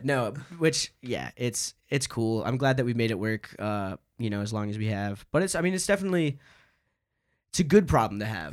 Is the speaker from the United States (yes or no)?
yes; Rome, Georgia, United States; I'm from Rome